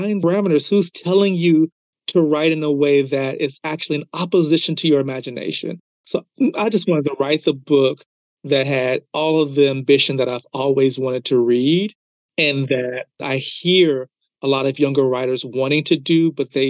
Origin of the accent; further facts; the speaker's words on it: United States; as being an American